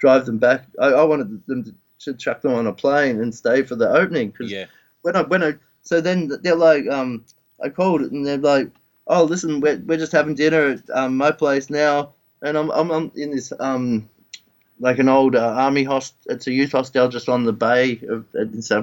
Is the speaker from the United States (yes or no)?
no; Australia